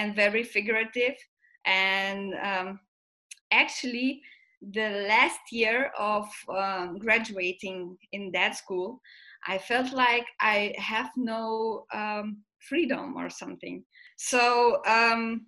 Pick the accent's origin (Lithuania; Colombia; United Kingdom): Lithuania; now in Belgium; So I'm from Lithuania. 8 years ago I came to Belgium.